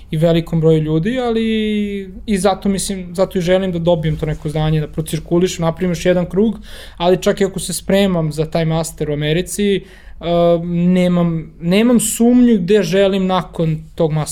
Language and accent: Croatian; Belgrade, Serbia; moved away as an adult; also born or lived in New York / Germany; čak i ako sam ja rodom iz Beograda, na primjer, ne želim da uh, provedem ostatak života uh, u Beogradu